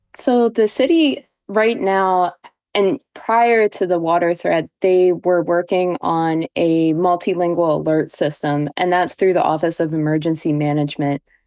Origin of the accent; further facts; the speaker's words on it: Baltimore, Maryland, United States; moved away; I am from Baltimore.